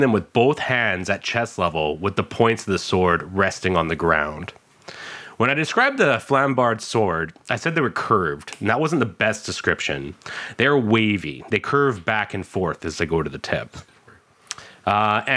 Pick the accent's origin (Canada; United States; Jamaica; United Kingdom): Canada; we're from Canada